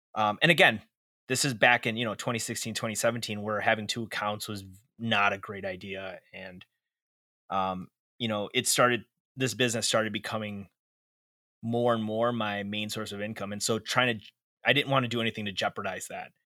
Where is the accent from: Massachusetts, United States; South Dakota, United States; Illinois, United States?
Illinois, United States; Chicago; I was born and raised in Chicago, Illinois